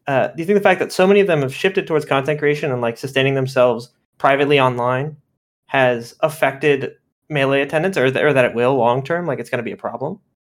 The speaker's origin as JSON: {"language": "English", "town": "Miami", "region": "Florida", "country": "United States", "moved": "as an adult", "lives_now": "Orlando, United States", "said": "I'm from Miami, but yeah, I've been living here past couple of years"}